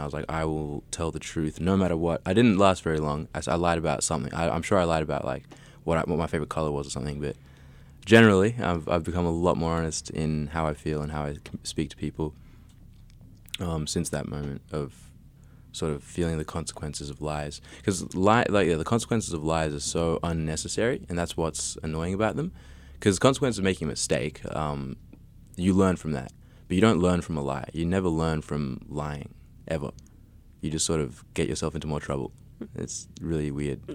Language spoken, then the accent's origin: English; Australia; I was raised in Australia